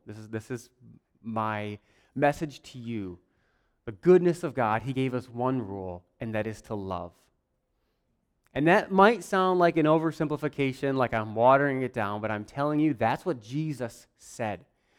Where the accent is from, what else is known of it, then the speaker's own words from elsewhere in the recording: Warsaw, United States; I grew up here. I grew up in Warsaw, in this church, and we had a little house, well, trailer, up on the hill over there.